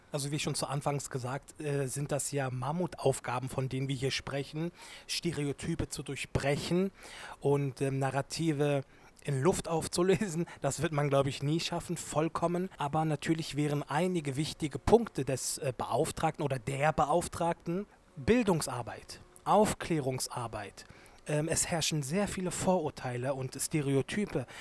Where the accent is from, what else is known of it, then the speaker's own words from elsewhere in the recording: Germany; Ich bin sowohl Türke als auch Deutscher. Ich bin Deutsch-Türke